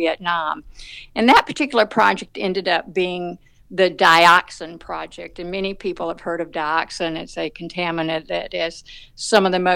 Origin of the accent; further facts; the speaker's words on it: the South, United States; accent: Southern; now in Atlanta, United States; you can tell from my accent that I'm from the South